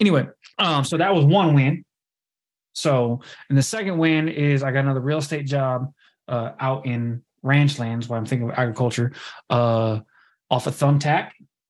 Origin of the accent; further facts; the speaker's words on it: Kansas, United States; So I am originally from Kansas, as y'all know.